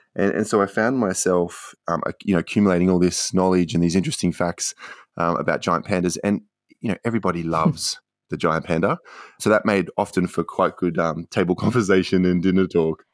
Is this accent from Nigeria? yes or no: no; Queensland, Australia; moved away as an adult; also born or lived in Canberra / Beijing; I grew up in Queensland and then took myself off to China